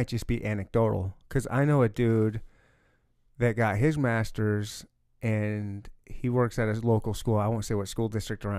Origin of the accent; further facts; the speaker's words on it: Michigan, United States; I was born and raised in Michigan.